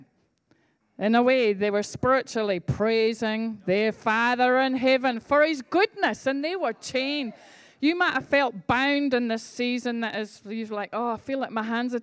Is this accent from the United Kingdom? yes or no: yes; Scotland, United Kingdom; I'm from Scotland